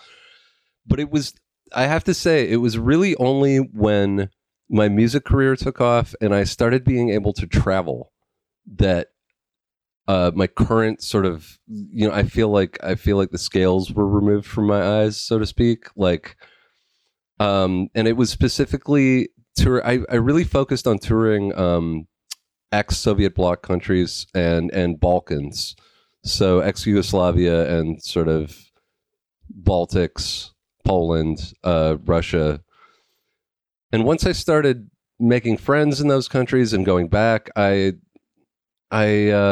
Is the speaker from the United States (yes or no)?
no; Vancouver Island, British Columbia, Canada; the town that I grew up